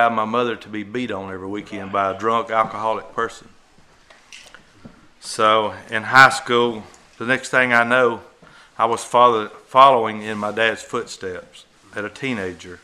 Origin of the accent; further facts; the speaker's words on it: Alabama, United States; at an early age, I was raised in Alabama